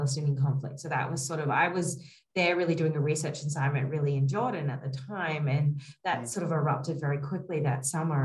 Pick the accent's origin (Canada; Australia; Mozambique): Australia; moved away as an adult; also born or lived in New York, United States; now in Kabul, Afghanistan; I was born and raised in Australia and in small country towns